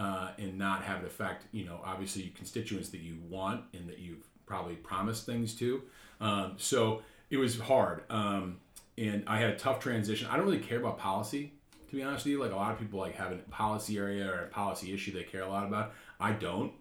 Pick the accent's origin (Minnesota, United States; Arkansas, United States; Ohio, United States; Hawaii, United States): Minnesota, United States; moved away as an adult; also born or lived in Austin, Texas; now in Washington, D.C., United States; I'm from Minnesota.